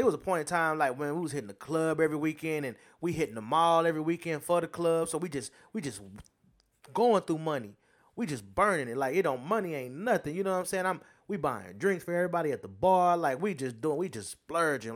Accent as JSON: {"language": "English", "country": "United States", "said": "I'm American"}